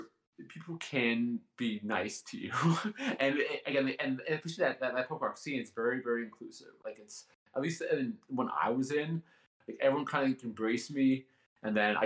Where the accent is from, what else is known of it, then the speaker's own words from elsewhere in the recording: Canada; I'm Canadian